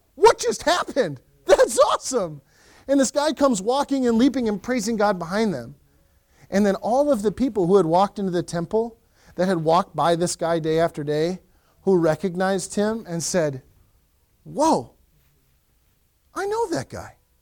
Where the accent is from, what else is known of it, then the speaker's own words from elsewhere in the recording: Western Wisconsin, United States; now in Lakeland, MN, United States; I grew up in Western Wisconsin